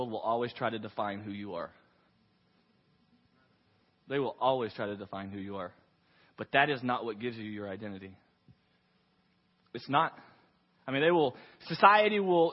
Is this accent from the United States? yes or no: yes; Waco, Texas, United States; I was from Waco, Texas